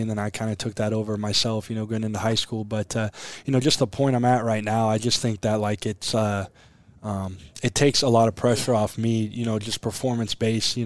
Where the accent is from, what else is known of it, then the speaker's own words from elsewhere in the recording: Aurora, Nebraska, United States; growing up in Aurora, Nebraska